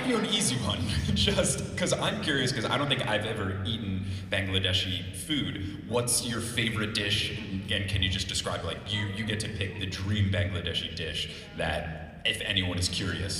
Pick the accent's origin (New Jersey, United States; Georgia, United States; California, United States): New Jersey, United States; I'm from New Jersey